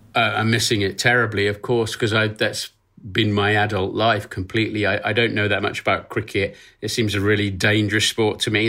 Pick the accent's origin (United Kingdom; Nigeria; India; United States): United Kingdom; Norfolk, East of England; I was born in Norfolk, uh, which is a, a bit up from Cambridge in the eastern part of the U K. I'm a country boy, and I still live five miles away from where I was born